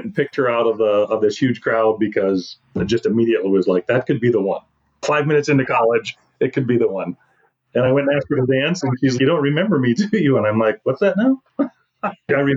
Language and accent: English; South Dakota, United States; we're both born and raised in South Dakota